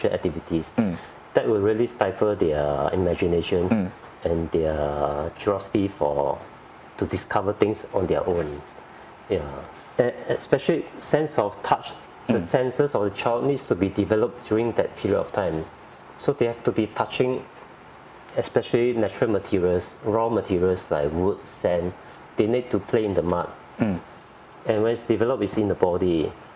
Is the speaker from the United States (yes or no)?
no; Singapore; as a Singaporean and born and bred here